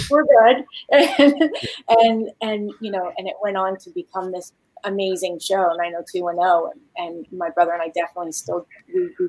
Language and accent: English; Midwest, United States; also born or lived in Beverly Hills; we're from the Midwest, and my mom was a single mom that moved us to Beverly Hills.